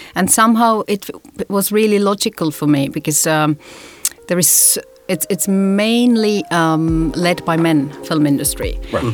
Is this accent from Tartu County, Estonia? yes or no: no; Tallinn, Harju County, Estonia; moved away; I was born here in Estonia, Tallinn.